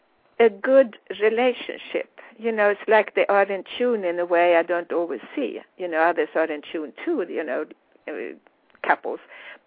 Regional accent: Sweden; accent: Swedish international; English is a second language; now in United States; I'm Swedish, and of course I speak with my Swedish international accent.

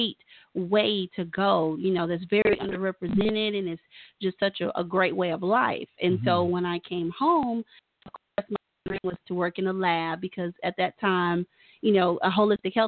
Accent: Tulsa, Oklahoma, United States; also born or lived in Tennessee; I'm from Tulsa. I'm from here

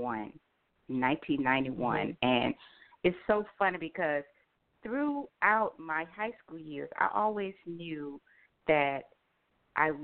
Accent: Atlanta, Georgia, United States; I am from Atlanta, Georgia.

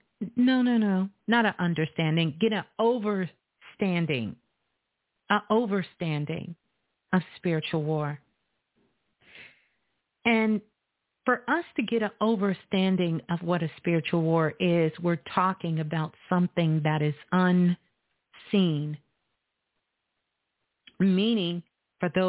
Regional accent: Brooklyn, New York, United States; Brooklyn, my hometown, is in the building

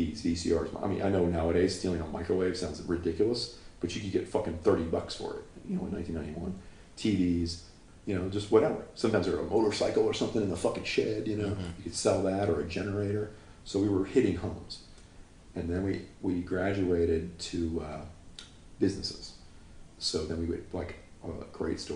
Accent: North Carolina, United States; moved away as an adult; also born or lived in Chicago; now in Los Angeles, United States; growing up in North Carolina, and I moved to a bigger town

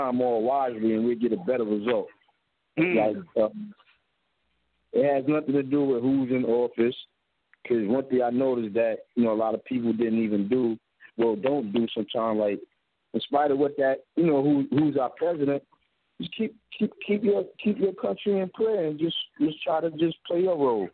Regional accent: Jersey City, New Jersey, United States; I grew up in Jersey City.

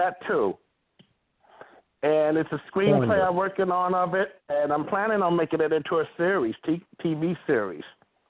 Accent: Mount Clemens, Michigan, United States; also born or lived in Detroit, Michigan; Because I'm from the Motor City. I'm from Mount Clemens, Michigan, Detroit, Michigan.

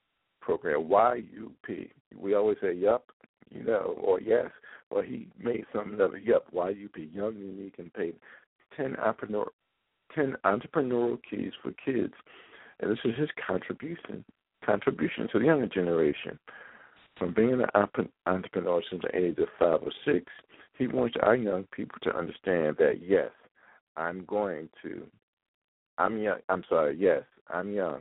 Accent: Philadelphia, Pennsylvania, United States; I'm from Philadelphia, and I was like him growing up.

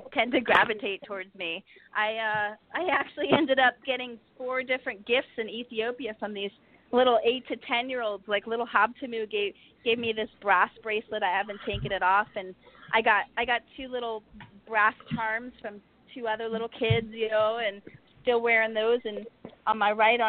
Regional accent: United States; me from the USA

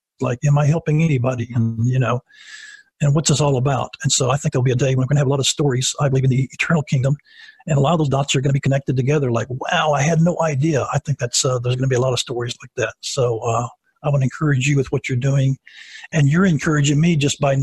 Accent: Savannah, Tennessee, United States; also born or lived in Niles, Michigan; when I was at the age of six, my dad was already 30 years of age and had six kids, made a decision to start pastoring in a full-time way. We moved from Michigan, Niles, Michigan, all the way to Savannah, Tennessee, 600 miles down

